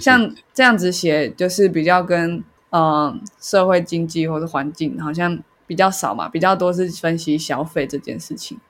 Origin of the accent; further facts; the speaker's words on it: Taiwan; 因为我是台湾人，然后爱台湾